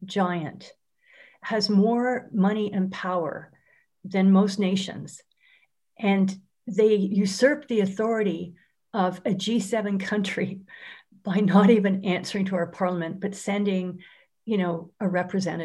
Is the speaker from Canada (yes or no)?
yes; Canada; as a Canadian